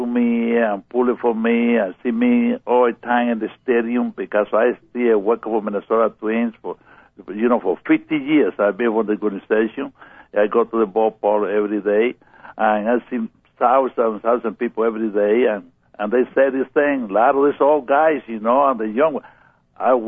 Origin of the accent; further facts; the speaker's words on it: Pinar del Río, Cuba; English is a second language; moved away as an adult; now in United States; I grew up in Cuba and in the country, in Pinar del Rio